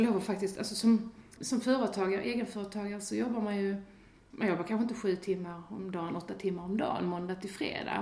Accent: Sweden; som svensk

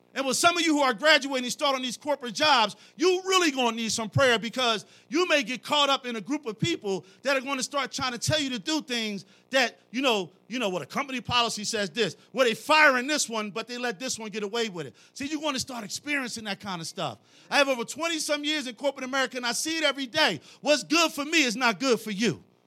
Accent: Philadelphia, Pennsylvania, United States; I'm from Philly.

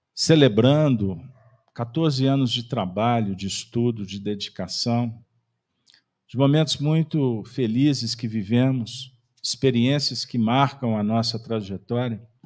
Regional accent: Minas Gerais, Brazil; nós somos mineiros

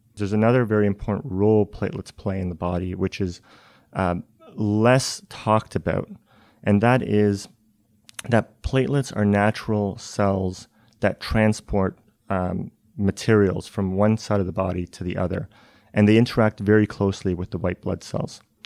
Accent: Canada; now in Cambridge, United States; I'm originally Canadian

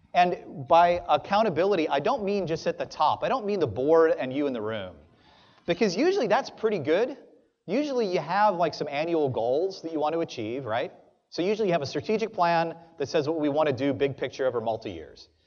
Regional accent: New Orleans, Louisiana, United States; now in Pensacola, United States; I'm from South Louisiana

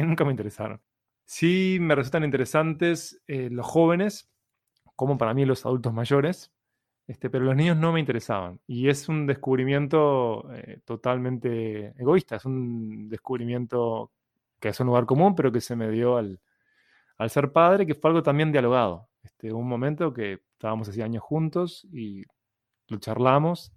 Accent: Uruguay; Soy un cliché uruguayo

